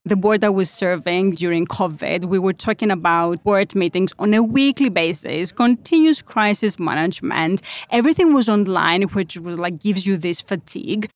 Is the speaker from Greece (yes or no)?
yes; Greece; now in Switzerland; I'm from Greece